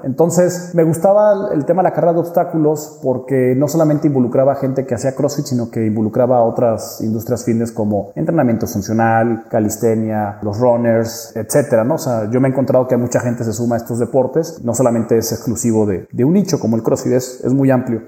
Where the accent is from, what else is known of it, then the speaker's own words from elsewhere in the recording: San Luis Potosí, Mexico; also born or lived in Mexico City; Soy potosino, pero bueno, hice allá la carrera